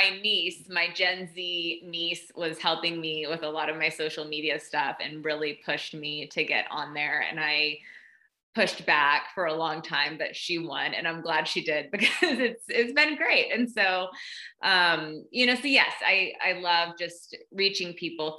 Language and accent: English; Southeast Tennessee, United States; moved away as an adult; also born or lived in Austin, Texas; I grew up in Southeast Tennessee in a kind of a small town, very conservative